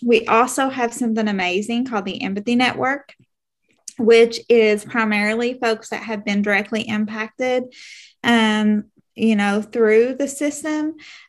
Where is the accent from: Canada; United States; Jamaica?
United States; Kentucky; I'm from Kentucky